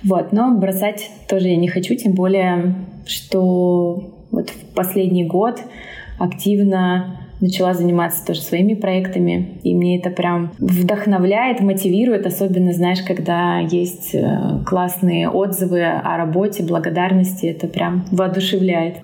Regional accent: Omsk, Omsk Oblast, Russia; moved away; also born or lived in Moscow, Russia; Мы оба из Омска, из Сибири

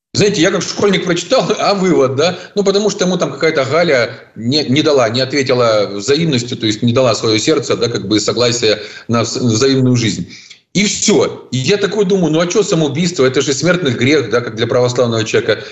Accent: Zaporizhzhia, Zaporizhzhia Oblast, Ukraine; в моем родном городе Запорожье, откуда я родом

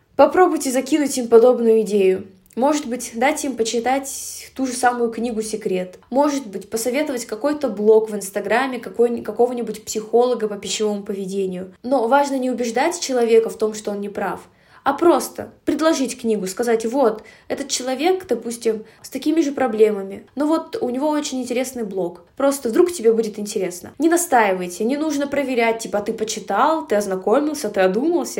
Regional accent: Russia; я этническая казашка, хоть и родилась в России и прожила большую часть жизни в России

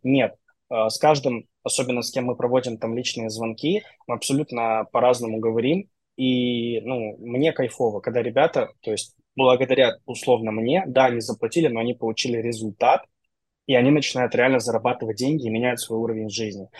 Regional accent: Transnistria, Moldova

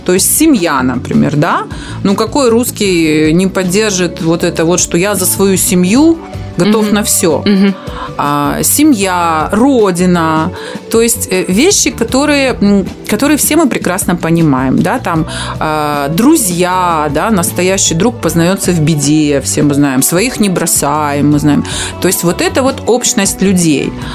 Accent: Transnistria, Moldova; приднестровская такая вот, э, русская женщина

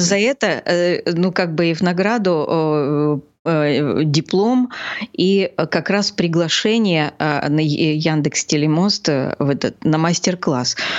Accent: Gelendzhik, Krasnodar Krai, Russia; я родилась в этом городе, я его очень люблю

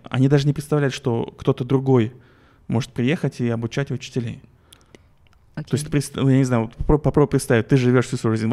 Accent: Kazakhstan; мы из Казахстана, это, мы хотим да, к вам это, приехать.

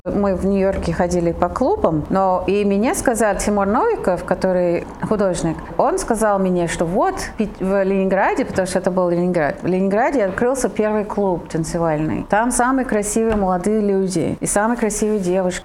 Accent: Italy; now in Russia; я родилась в Италии

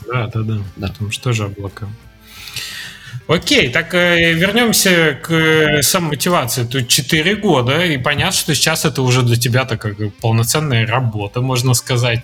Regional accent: Zverevo, Rostov Oblast, Russia; moved away; Я из Зверева

